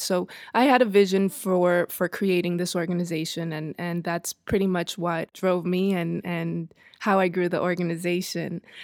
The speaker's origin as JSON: {"language": "English", "town": "New York City", "region": "New York", "country": "United States", "tie": "born or raised there", "also_born_or_lived": "Dominican Republic", "moved": "as an adult", "lives_now": "Los Angeles, United States", "said": "Born in New York, raised between Dominican Republic and New York City, and came here about thirteen years ago"}